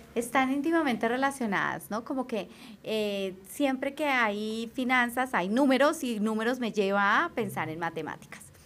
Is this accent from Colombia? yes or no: yes; Colombia; soy una colombiana común y corriente